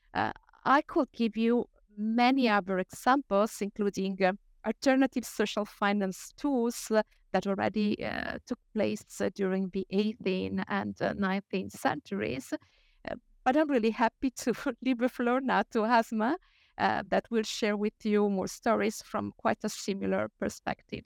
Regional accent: Italy; I share my home country, Italy

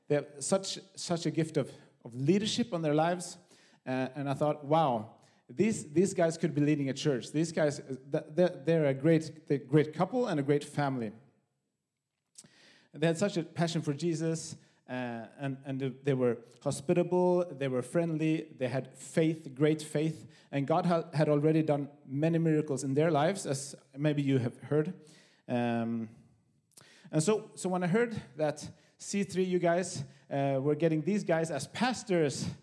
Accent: Höör, Skåne, Sweden; also born or lived in Copenhagen; now in Malmö, Sweden; I'm from Sweden, from Höör, the great city of Höör, in the middle of Skåne.

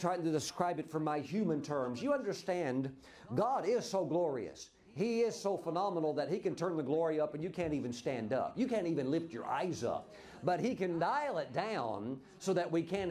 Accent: Mississippi, United States; I grew up in Mississippi, the poorest state in the nation

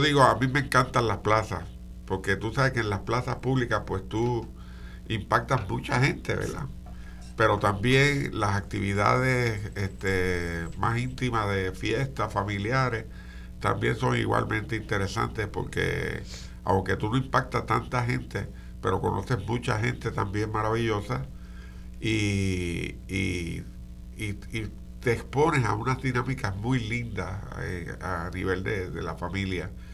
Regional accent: Morovis, Puerto Rico; yo soy natural de Morovis

